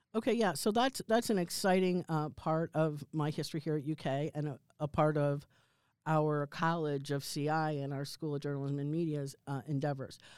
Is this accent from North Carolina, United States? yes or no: no; outside New York City, United States; a person who grew up in the Cold War, like, outside New York City